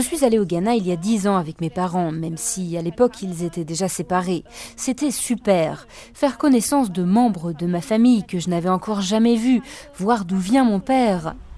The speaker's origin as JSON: {"language": "French", "country": "Germany", "first_language": "German", "second_language": "French", "said": "je suis allemande"}